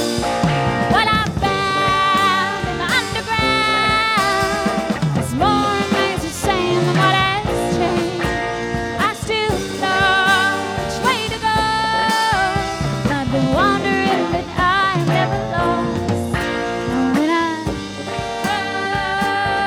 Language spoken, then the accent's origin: English; London, United Kingdom; now in White Bear Lake, United States; I mentioned I'm from the UK. It's nice because I'm actually from London